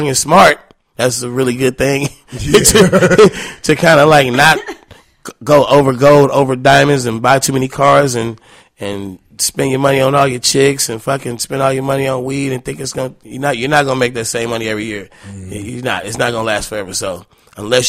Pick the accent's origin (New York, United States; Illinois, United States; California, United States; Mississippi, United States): California, United States; Oakland; I'm from Oakland.